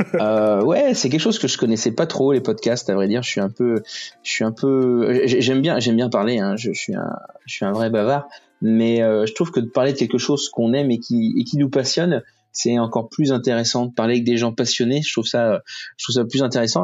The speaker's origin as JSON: {"language": "French", "town": "Rouen", "region": "Normandy", "country": "France", "said": "Je suis de Rouen"}